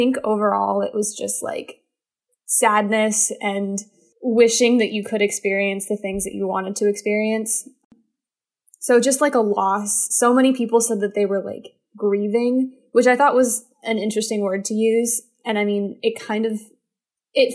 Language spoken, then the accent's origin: English; Falls Church, Virginia, United States; moved away as an adult; I am in Falls Church, Virginia, in my childhood home